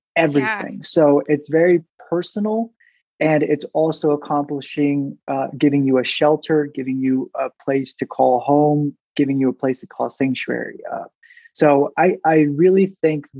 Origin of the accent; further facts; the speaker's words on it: Southern California, United States; now in Boise, United States; So I am originally from Southern California. I've traveled to many different states. Now, Boise, Idaho is my home